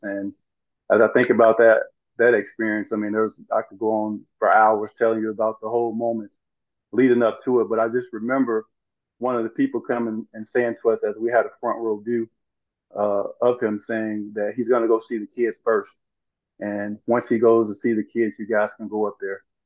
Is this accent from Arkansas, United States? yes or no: yes; Brinkley, Arkansas, United States; growing up in where I grew up in Arkansas